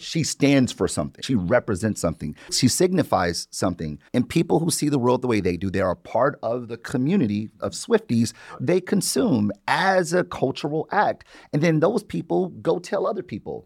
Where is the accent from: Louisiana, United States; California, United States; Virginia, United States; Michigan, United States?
Michigan, United States; Detroit; Born and raised in Detroit